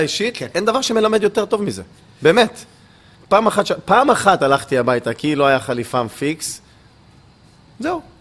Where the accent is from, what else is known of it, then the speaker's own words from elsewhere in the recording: Ashkelon, Southern District, Israel; אני גדלתי באשקלון, אני יליד אשקלון